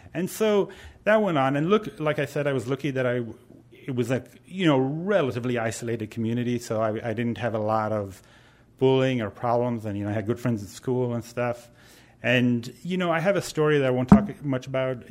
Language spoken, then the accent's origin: English; Ireland; now in San Francisco, United States; I talk funny because I'm originally from Ireland